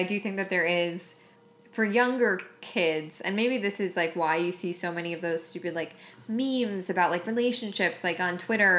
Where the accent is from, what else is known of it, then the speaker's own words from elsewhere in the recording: Long Island, New York, United States; I grew up on Long Island